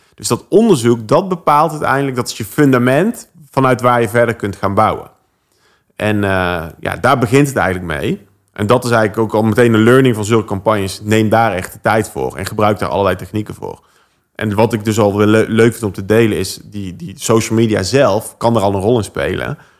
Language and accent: Dutch; Oss, North Brabant, Netherlands; moved away; Ik kom oorspronkelijk uit Os